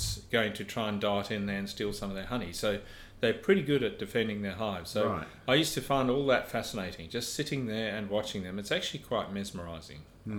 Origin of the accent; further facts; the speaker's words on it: South Africa; It was fabulous, yeah. Where we lived was up in a mist belt, which is about 3,000 feet above sea level.